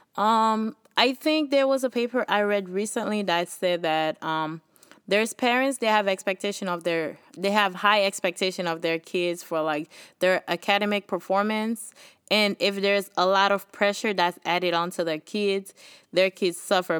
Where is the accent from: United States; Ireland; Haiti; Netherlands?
Haiti; accent: Haitian; moved away; My Haitian accent